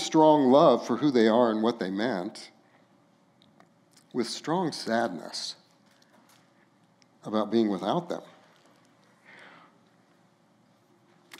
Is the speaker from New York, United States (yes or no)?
no; Los Alamos, New Mexico, United States; my hometown of Los Alamos, New Mexico